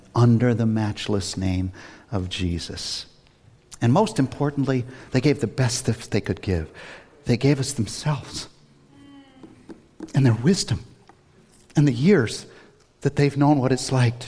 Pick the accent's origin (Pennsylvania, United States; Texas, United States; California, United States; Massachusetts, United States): Massachusetts, United States; Worcester; I grew up in Worcester years ago on the west side